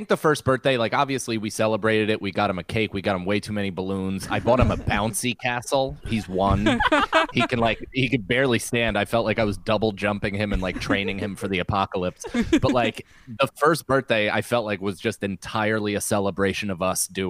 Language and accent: English; New York, United States; I mean, that's that's what being a New Yorker is, I feel like, is being comfortable crying in front of thousands of people.